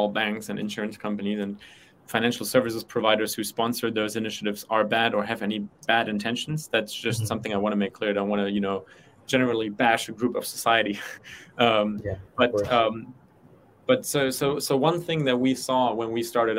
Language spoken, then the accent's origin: English; Germany; moved away as an adult; also born or lived in United States; I'm from Germany. I didn't have financial education in my high school